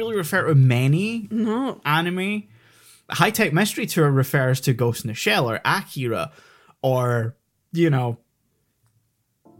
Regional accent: Scotland, United Kingdom; I, as a Scottish person

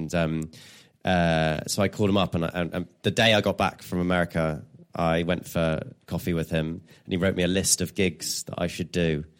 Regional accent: England, United Kingdom; I'm English.

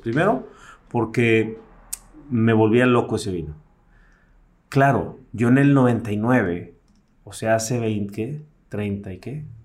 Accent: Mexico City, Mexico; Yo nací en la Ciudad de México en la Ciudad de México las piñatas eran de barro

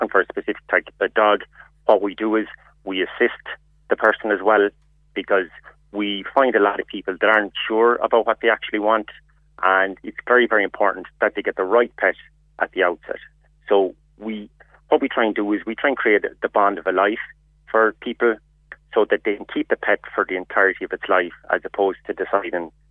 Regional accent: Kerry, Munster, Ireland; now in Dublin, Ireland; We are based in Dublin. I'm initially from Kerry myself

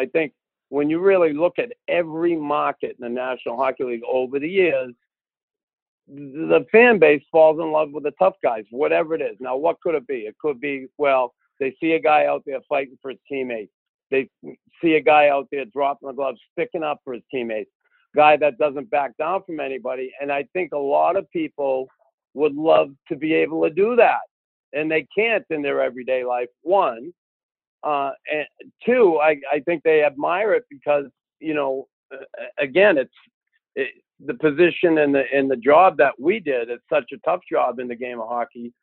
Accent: Boston, Massachusetts, United States; accent: Boston; A lot of people always like my accent, right? Because I get that Boston accent.

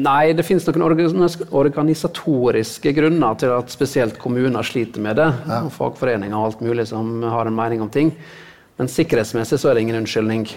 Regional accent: Sunnmøre, Møre og Romsdal, Norway; der jeg vokste opp, i havgapet. På Sunnmøre.

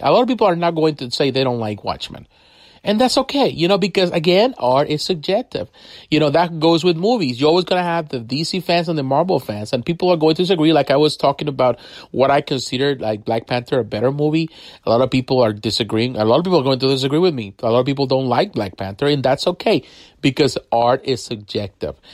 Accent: Mexico; I grew up in Mexico, so I have the opportunity to read comics in Spanish and comics in English

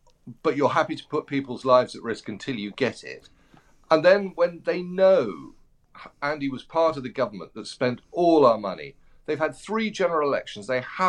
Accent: United Kingdom; But then being a British person is difficult at the moment.

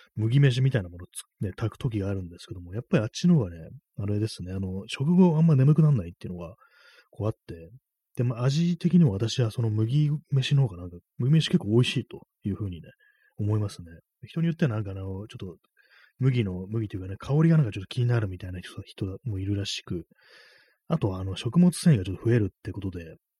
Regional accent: Japan; first language Japanese; 日本人でね、日本母語が日本語

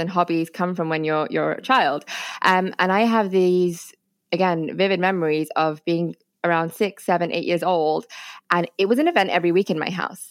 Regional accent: India; I'm actually Indian. As in India

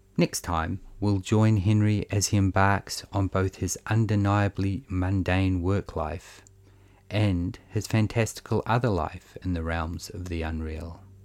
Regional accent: New Zealand; accent: Kiwi; the dull monotone of my Kiwi accent

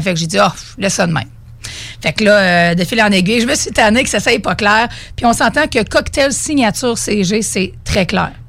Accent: Beauce, Quebec, Canada; je viens de la Beauce.

